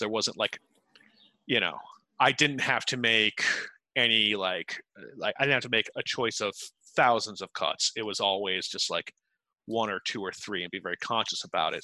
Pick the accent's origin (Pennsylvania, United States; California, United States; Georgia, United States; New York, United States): New York, United States; Utica; now in New York City, United States; i'm from central new york from utica New York specifically